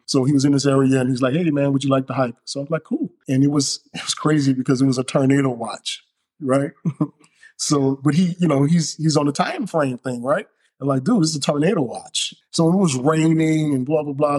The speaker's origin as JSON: {"language": "English", "town": "New Orleans", "region": "Louisiana", "country": "United States", "tie": "born or raised there", "moved": "yes", "lives_now": "Alabama, United States", "said": "I'm from New Orleans, of course. So being raised there, you're just surrounded by water all the time"}